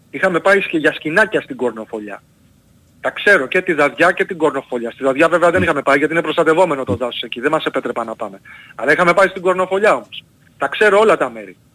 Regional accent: Argostoli, Ionian Islands, Greece; Στην πατρίδα μου λοιπόν την Κεφαλονιά...

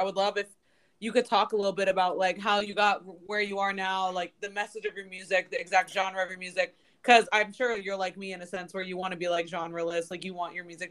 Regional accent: Washington, District of Columbia, United States; D.C. is my hometown.

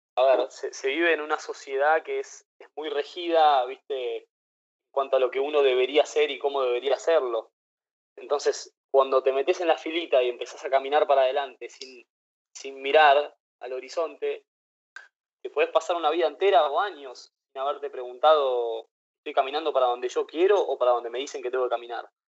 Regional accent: Buenos Aires, Argentina; moved away as an adult; also born or lived in Playa del Carmen; crecí en Buenos Aires

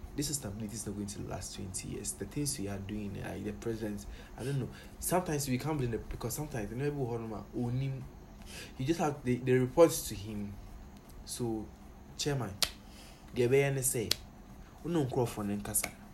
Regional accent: Ghana; I really wish I wasn't a Ghanaian.

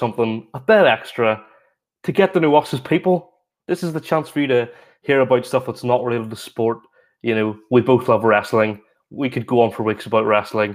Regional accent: Newtownards, Northern Ireland, United Kingdom; I played for Ard Rangers Juniors in my hometown of Ards since I was 4 until I was 18.

